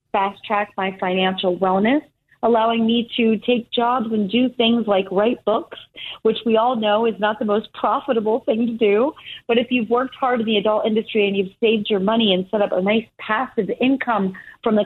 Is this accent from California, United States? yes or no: no; Easton, Pennsylvania, United States; moved away as an adult; I grew up in Easton, Pennsylvania.